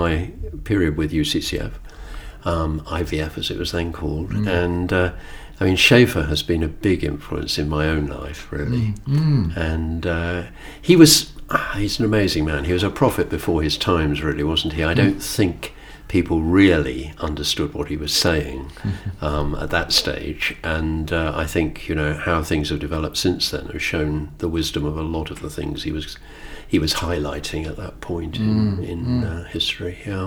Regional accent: Bournemouth, South West England, United Kingdom; moved away as an adult; also born or lived in London / Portsmouth / Southampton / Bristol; I grew up in Bournemouth

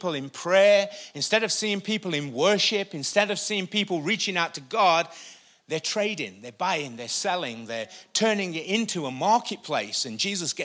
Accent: United Kingdom; I'm British.

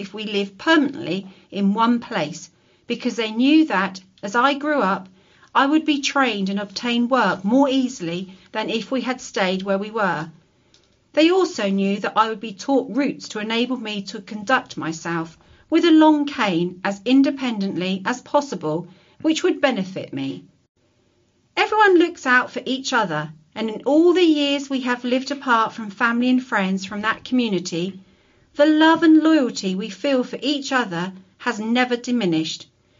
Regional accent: Morriston, Wales, United Kingdom; I was born in God's own country, as I call it, South Wales, at Morriston, a suburb of Swansea. I attended a mixed school for the blind and partially sighted at Bridgend

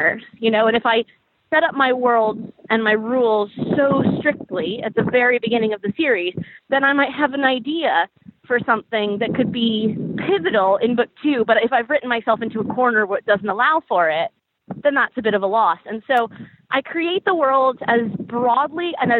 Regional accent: United States; as an American

